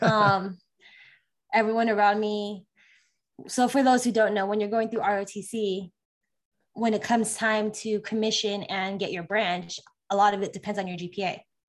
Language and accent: English; California, United States; moved away as an adult; also born or lived in Las Vegas, Nevada; I'm originally from California, um, lived there most of my life before the military